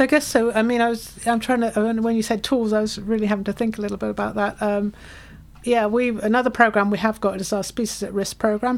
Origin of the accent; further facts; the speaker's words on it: United Kingdom; now in Cortes Island, Canada; you can hear my accent. Come, I come from the UK.